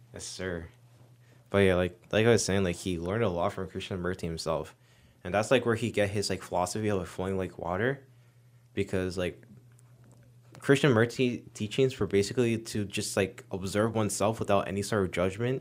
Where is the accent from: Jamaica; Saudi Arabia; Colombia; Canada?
Jamaica; I'm Jamaican